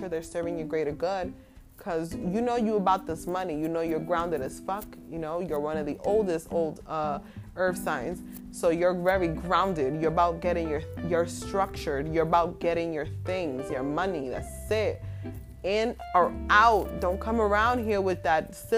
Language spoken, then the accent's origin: English; New York City, New York, United States; also born or lived in Williamsburg, Brooklyn; I'm in Brooklyn right now, but I'm from the Bronx